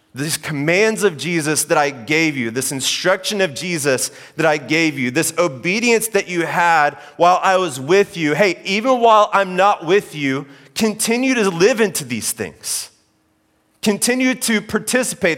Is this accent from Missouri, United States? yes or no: no; Oklahoma, United States; moved away; I grew up in Oklahoma